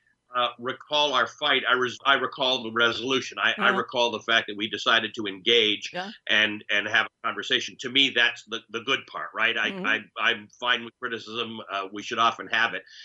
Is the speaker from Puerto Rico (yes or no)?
no; Canada; also born or lived in Kenya; I'm a Kenyan-born Muslim who grew up in Canada